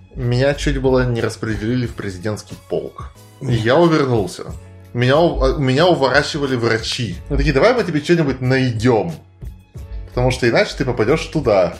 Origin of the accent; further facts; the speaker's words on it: Arkhangelsk, Arkhangelsk Oblast, Russia; мы были все из Архангельска